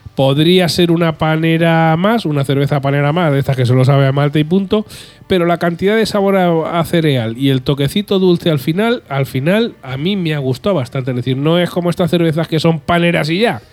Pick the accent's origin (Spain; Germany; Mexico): Spain; ya soy español